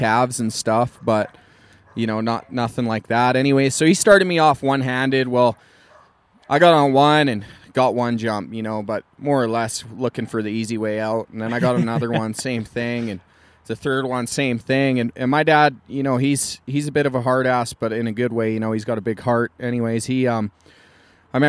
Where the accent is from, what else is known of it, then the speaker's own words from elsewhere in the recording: Canada; It's kind of my home turf